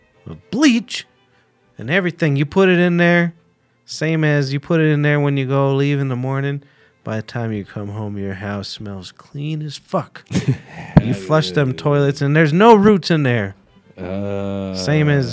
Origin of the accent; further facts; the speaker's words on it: United States; I went down there as an American